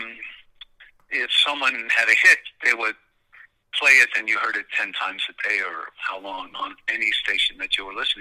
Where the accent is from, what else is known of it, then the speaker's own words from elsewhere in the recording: Montreal, Quebec, Canada; growing up in Montreal